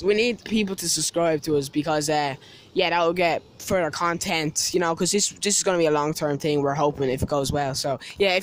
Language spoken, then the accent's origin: English; Dublin, Leinster, Ireland; two teenagers from Dublin, Ireland. We're just two lads.